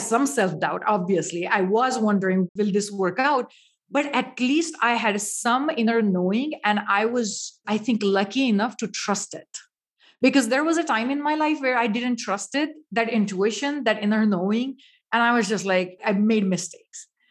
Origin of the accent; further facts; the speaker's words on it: India; now in United States; Growing up in India, spirituality is usually a part of your life